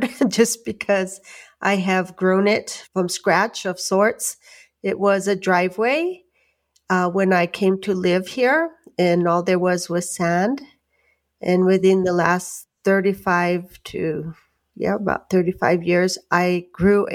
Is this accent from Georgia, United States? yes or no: no; Santa Clara Pueblo, New Mexico, United States; I'm from Santa Clara Pueblo in northern New Mexico. I am a tribal member here and live here on the reservation.